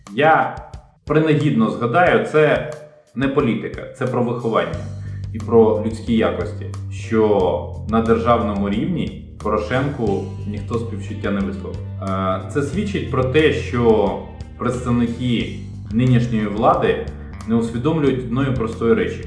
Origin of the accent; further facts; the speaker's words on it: Ukraine; я народився і виріс в Україні, 45 років прожив вже тут